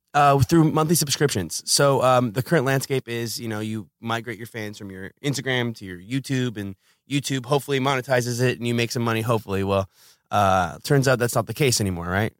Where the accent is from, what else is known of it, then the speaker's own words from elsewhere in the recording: Los Angeles, California, United States; I'm from Los Angeles.